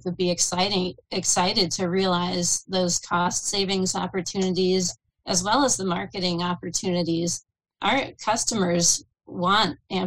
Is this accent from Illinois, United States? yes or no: no; Pittsburgh, Pennsylvania, United States; now in Harrisburg, United States; I'm outside Harrisburg now, but I'm born and raised in Pittsburgh. I'm a Pittsburgh girl through and through, black and yellow